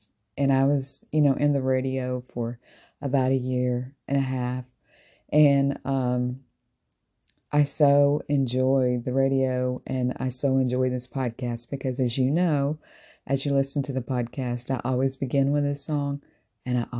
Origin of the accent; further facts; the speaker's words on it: Tennessee, United States; As I was growing up as a little girl, I sang with my family in a Southern gospel group. And I'm originally from Tennessee